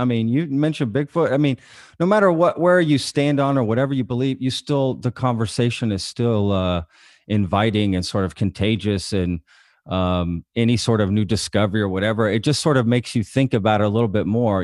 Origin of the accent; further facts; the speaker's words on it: Euless, Texas, United States; I grew up in Euless